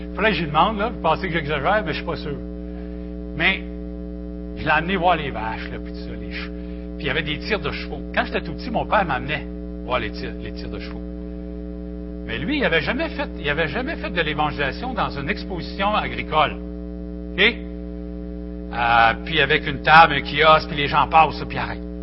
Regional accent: Victoriaville, Quebec, Canada; je viens de Victo, Victoriaville, Seigneur. J'étais un petit gars du centre du Québec

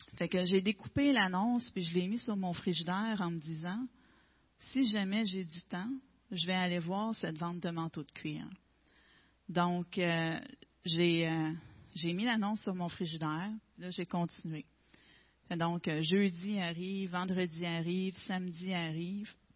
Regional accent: Gaspésie, Quebec, Canada; Je suis native de la Gaspésie.

